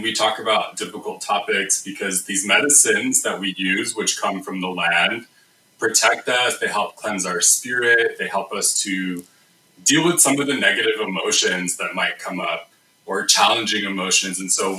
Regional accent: United States; now in Canada; I'm from the United States

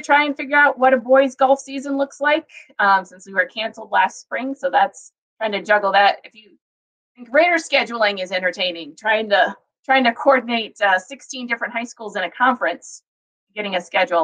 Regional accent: Fort Wayne, Indiana, United States; now in Madison, United States; I grew up in uh, Fort Wayne

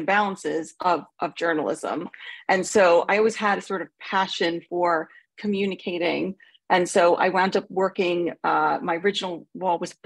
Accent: Long Island, New York, United States; accent: New York; moved away as an adult; now in United Kingdom; I'm originally from a suburb of New York City. I was born on Long Island

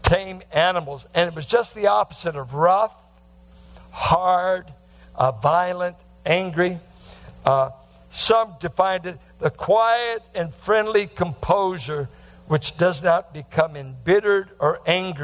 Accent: the Bay Area, California, United States; growing up in the Bay Area

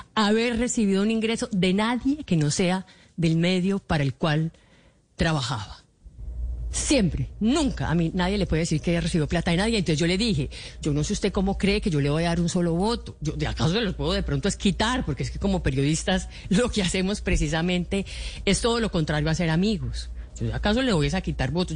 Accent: Colombia; como cualquier colombiano

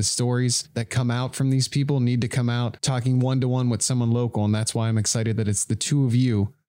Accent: Struthers, Ohio, United States; also born or lived in Youngstown, Ohio; Anytime you leave where you're from whatever closest city is there. East Palestine is Youngstown. Struthers is Youngstown. We're all from Youngstown when we're not here.

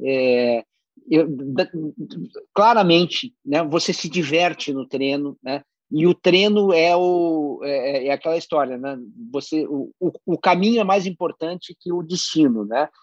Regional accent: Rio Grande do Sul, Brazil; eu sou gaúcho

